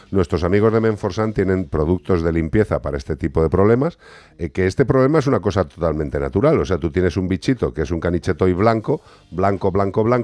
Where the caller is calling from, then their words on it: Madrid, Community of Madrid, Spain; Hola, buenas tardes. … de Madrid.